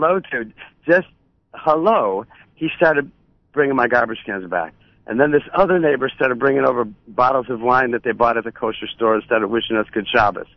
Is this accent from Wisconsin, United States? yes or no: no; Buffalo, New York, United States; growing up in Buffalo